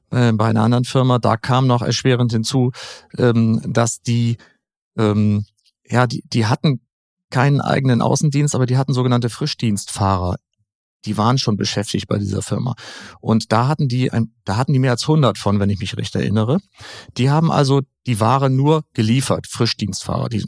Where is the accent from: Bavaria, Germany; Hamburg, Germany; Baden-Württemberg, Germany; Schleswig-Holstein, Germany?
Schleswig-Holstein, Germany; na klar, jeder möchte in mein Heimatland Schleswig-Holstein wunder wunderschön